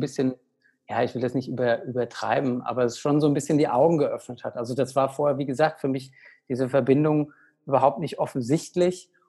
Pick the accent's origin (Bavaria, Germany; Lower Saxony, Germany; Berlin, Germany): Bavaria, Germany; Aschaffenburg; ich bin aktuell zu Hause in Aschaffenburg, in meiner alten Heimat, in der Nähe von Frankfurt.